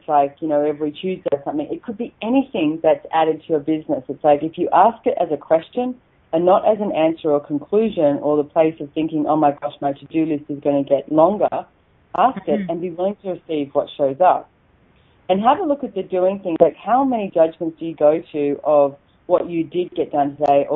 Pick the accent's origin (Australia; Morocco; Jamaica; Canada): Australia; accent: Aussie; my Aussie accent